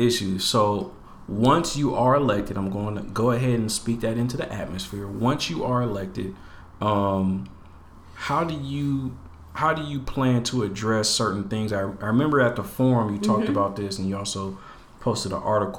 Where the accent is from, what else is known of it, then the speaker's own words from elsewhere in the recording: Portland, Oregon, United States; I grew up in Northeast, right off Alberta